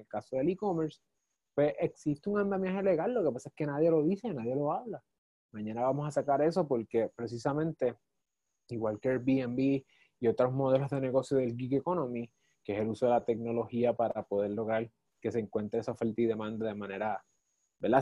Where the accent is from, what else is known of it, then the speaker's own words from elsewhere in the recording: Puerto Rico; como puertorriqueños